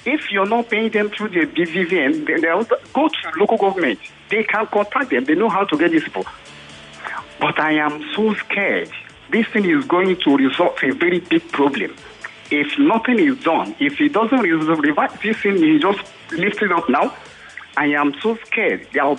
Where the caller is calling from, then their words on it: Badagry, Lagos, Nigeria; I'm calling from Badagry.